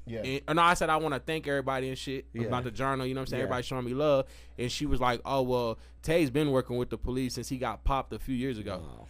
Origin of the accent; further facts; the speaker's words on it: Tennessee, United States; also born or lived in Mississippi; now in Albuquerque, United States; I'm from Tennessee. I was born in Mississippi, but I grew up in Tennessee. So I just tell everybody I'm from Tennessee because that's really what I know. So, but Albuquerque, my home, though.